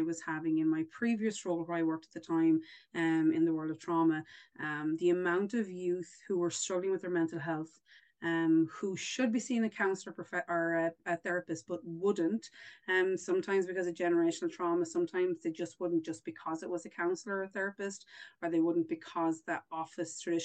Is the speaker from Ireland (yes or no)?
yes; Ireland; accent: Irish; moved away as an adult; now in Alberta, Canada; I am Irish. I should have, in case nobody realized by my accent there, I'm definitely not from the East Coast. I'm further afield. I am Irish.